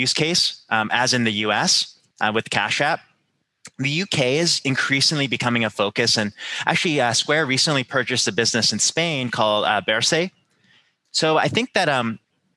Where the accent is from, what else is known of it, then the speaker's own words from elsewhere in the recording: Canada; I'm Canadian, so I grew up with this